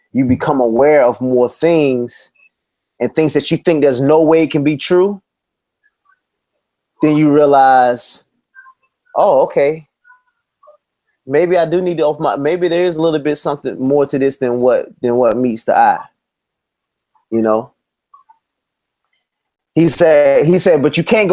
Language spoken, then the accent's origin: English; United States; I was born in the United States